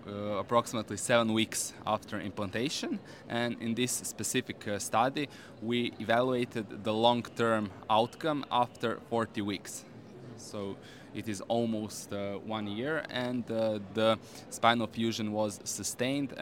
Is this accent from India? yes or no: no; Croatia; I'm from Croatia